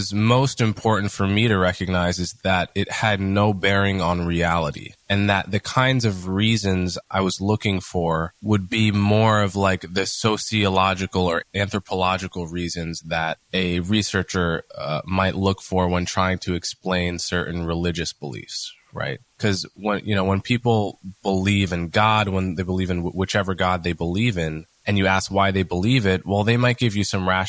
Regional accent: Montclair, New Jersey, United States; I grew up in Montclair, New Jersey, in a very diverse and well-off suburb of New York.

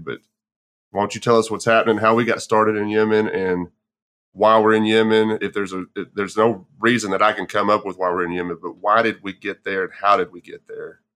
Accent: Texas, United States; moved away; I'm originally from Texas myself

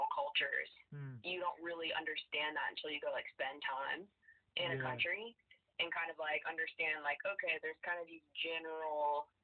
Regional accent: the South, United States; accent: Southern; I grew up in the South in the U.S. and you can probably hear my Southern accent

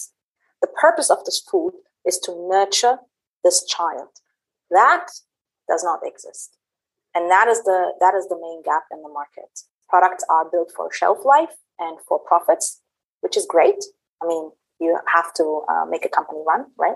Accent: Berlin, Germany; moved away as an adult; also born or lived in Middle East; I was born and raised in Germany, in Berlin, and I also did my studies there

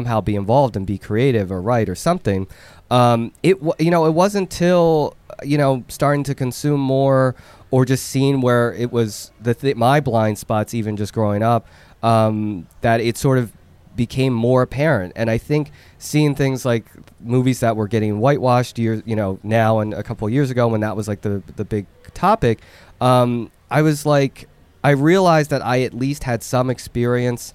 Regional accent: Philadelphia, Pennsylvania, United States; also born or lived in Seoul, South Korea; being in that environment, being in Philly

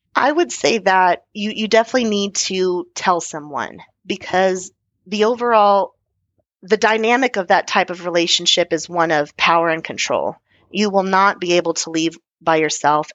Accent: Texas, United States; being Texan

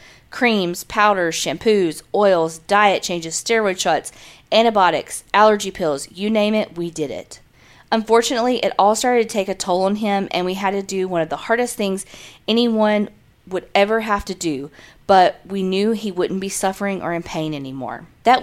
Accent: Arizona, United States; now in California, United States; I'm originally from Arizona, but now I live in California.

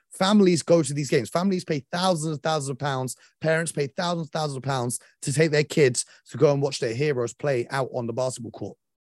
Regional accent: London, United Kingdom; we're from London

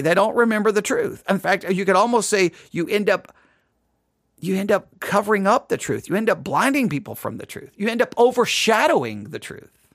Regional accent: West Texas, United States; accent: West Texas; My West, my West Texas accent

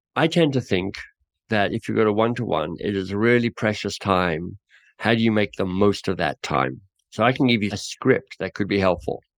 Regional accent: Australia; moved away as an adult; also born or lived in England; now in Canada; I'm Australian who now lives in Canada

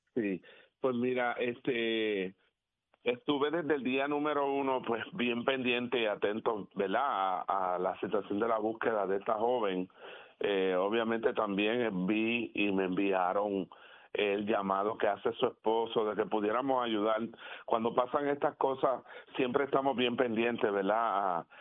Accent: Puerto Rico; como puertorriqueños

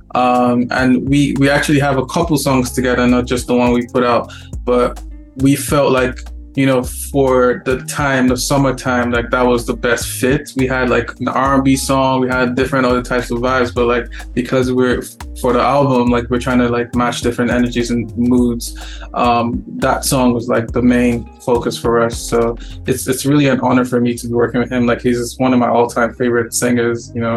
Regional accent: Nigeria; also born or lived in Lagos, Nigeria; now in Toronto, Canada; being that we're from Nigeria

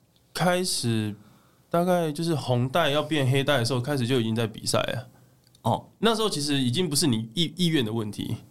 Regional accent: southern Taiwan, Taiwan; 我们算是南部的，我是台湾人嘛

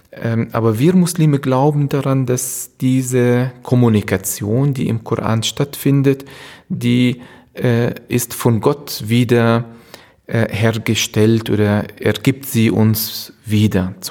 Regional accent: Palestine; now in Germany; Ursprünglich komme ich aus Palästina äh, und äh, 1971 geboren, wenn jemand das Alter wissen will.

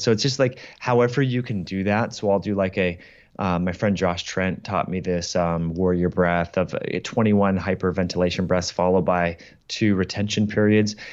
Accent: Kirkland, Washington, United States; a place here in Kirkland, uh, in my hometown that I used to go

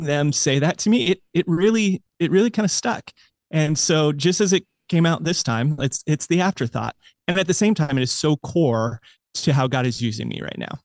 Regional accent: United States; I grew up in America

